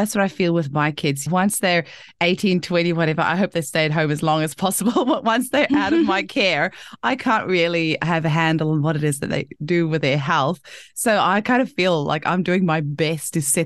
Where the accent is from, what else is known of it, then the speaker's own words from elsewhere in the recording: Paarl, Western Cape, South Africa; I'm from Paarl originally, so not too far from Worcester